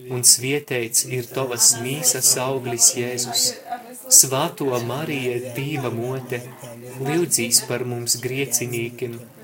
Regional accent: Daugavpils, Latgale, Latvia; es esmu no Daugavpils

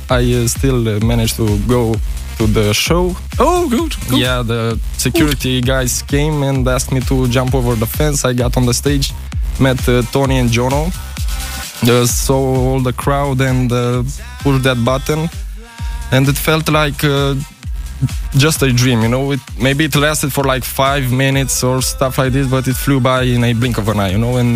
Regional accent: Romania; from Romania.

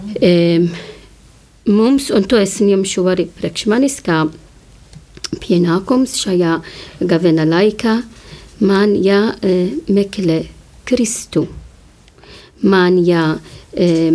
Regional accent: Malta; moved away; es nāku no Maltas un Mal Maltā e, godina Zvēto pavilu, jo viņš atnesa mums ticību.

